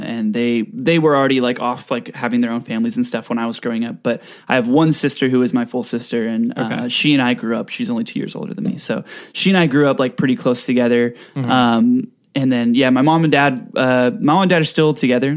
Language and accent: English; Rancho Santa Margarita, California, United States; also born or lived in Mission Viejo, California; now in Los Angeles, United States; I lived in Rancho Santa Margarita for most of my life.